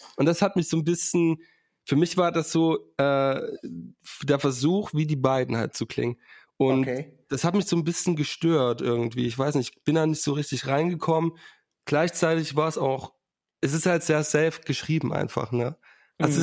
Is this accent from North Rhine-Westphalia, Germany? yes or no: no; Saxony, Germany; ich komme aus Sachsen